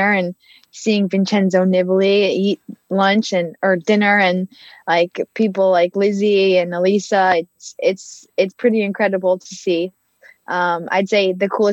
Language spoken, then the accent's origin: English; Boulder, Colorado, United States; I'm from Boulder, Colorado